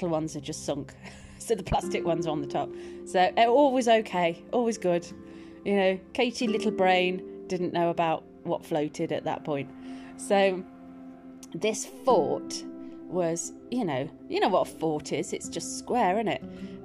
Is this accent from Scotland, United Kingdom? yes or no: no; Birmingham, West Midlands, United Kingdom; accent: Birmingham twang; moved away; I used to live in Birmingham. I did. You might hear the twang in my accent. Sometimes there's a little twang.